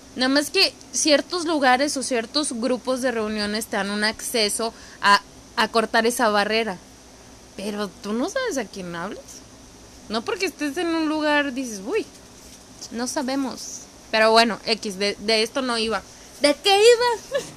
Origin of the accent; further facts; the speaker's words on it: Mexicali, Baja California, Mexico; Yo soy de Mexicali